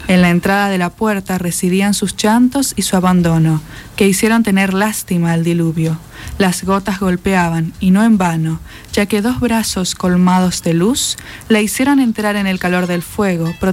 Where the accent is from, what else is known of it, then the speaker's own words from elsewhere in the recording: Barranqueras, Chaco, Argentina; yo pasé mi niñez en Barranqueras